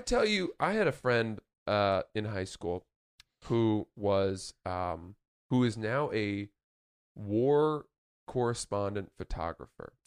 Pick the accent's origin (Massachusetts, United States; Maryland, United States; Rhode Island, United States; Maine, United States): Maine, United States; Growing up in Maine